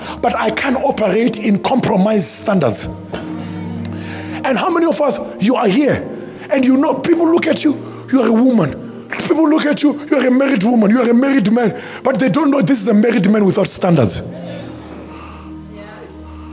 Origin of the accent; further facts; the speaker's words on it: South Africa; I'm a South African.